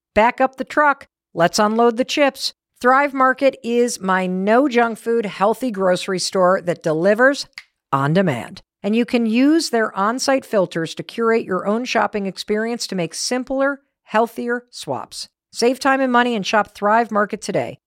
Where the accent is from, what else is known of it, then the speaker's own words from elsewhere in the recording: Northeast, United States; we're all from the Northeast.